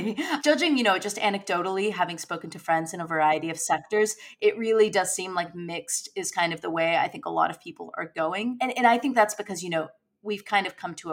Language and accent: English; United States; now in United Kingdom; my home country in the United States